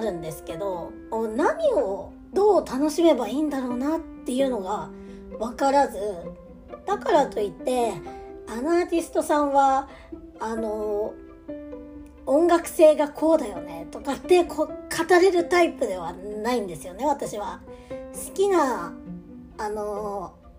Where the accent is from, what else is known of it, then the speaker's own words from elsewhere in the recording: Aomori, Japan; moved away; 地元青森にいた頃はですね青森に芸能人が来るっていうのがねそもそもめっちゃ珍しかった